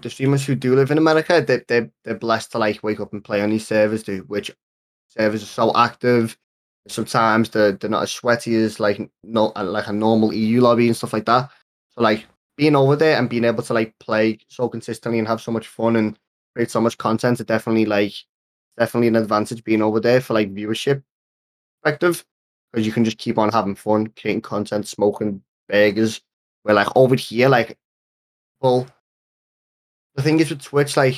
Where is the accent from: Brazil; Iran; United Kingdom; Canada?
United Kingdom; Liverpool, North West England; I'm the kid from Liverpool